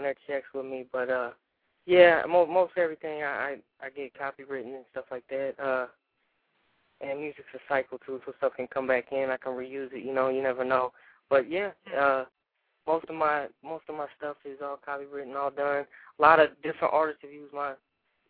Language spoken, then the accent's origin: English; Southern Indiana, United States; moved away; also born or lived in Louisville, Kentucky; I grew up in Southern Indiana, but I moved to Louisville, Kentucky